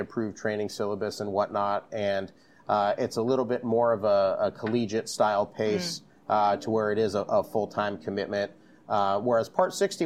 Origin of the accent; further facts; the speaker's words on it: Jupiter, Florida, United States; now in Orlando, United States; I'm originally from Jupiter, Florida, which is right on the coast